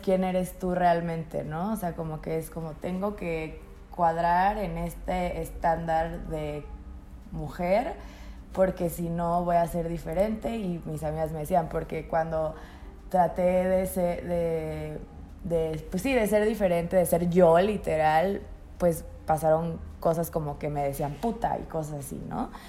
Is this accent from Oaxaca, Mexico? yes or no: no; Tampico, Tamaulipas, Mexico; yo soy de Tampico, Tamaulipas, donde el machismo está al 25% más 39. y pues obviamente yo creciendo